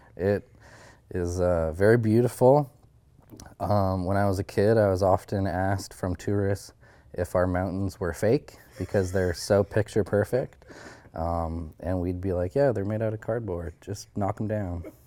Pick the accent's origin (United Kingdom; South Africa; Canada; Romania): Canada; Haines Junction, Yukon; my hometown, uh, you could learn Southern Shoshone, um, starting kindergarten.